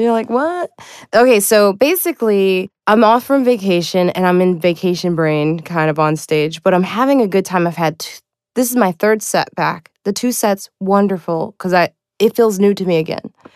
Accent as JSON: {"language": "English", "town": "Highland Park", "region": "Illinois", "country": "United States", "tie": "born or raised there", "said": "I am from Chicago. I grew up in Chicago. I grew up in, uh, Highland Park"}